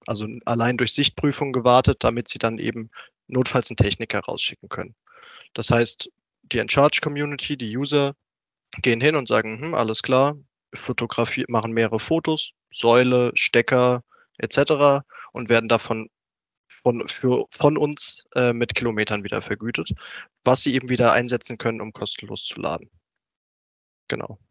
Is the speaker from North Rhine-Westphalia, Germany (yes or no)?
no; Rüsselsheim, Hesse, Germany; now in Pfungstadt, Germany; ursprünglich komme ich aus Rüsselsheim, ist jetzt auch gar nicht so weit von Frankfurt weg